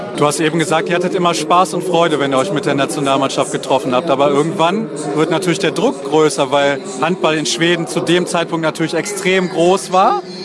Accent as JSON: {"language": "German", "country": "Germany", "said": "als Deutscher"}